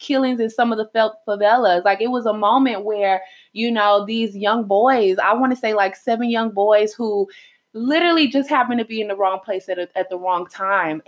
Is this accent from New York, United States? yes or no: no; Houston, Texas, United States; also born or lived in Salvador, Bahia, Brazil; I'm from Houston, H-Town. Texas.